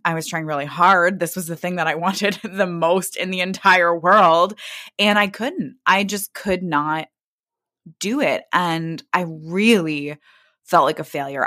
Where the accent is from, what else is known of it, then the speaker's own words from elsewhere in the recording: Kansas City, Missouri, United States; now in Brooklyn, United States; I grew up in Kansas City, Missouri